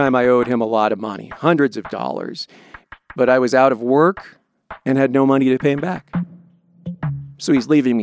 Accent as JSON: {"language": "English", "town": "Longmont", "region": "Colorado", "country": "United States", "tie": "born or raised there", "said": "I grew up in Longmont, Colorado"}